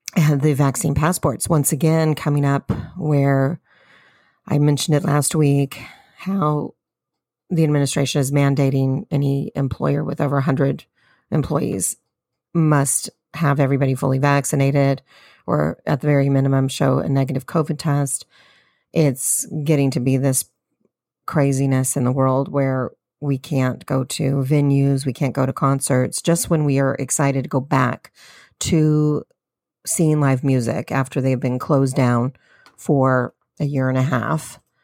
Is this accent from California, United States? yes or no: yes; California, United States; I'm a Californian